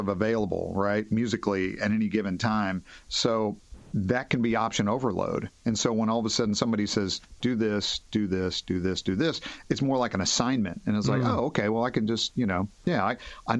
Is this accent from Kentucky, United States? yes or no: yes; Henderson, Kentucky, United States; also born or lived in Nashville, Tennessee; now in Fort Wayne, United States; I'm from Henderson, Kentucky. It's in western Kentucky. It's on the Ohio River. It's about 30,000 people. And, imagine, like, I was growing up there in the 70s and early 80s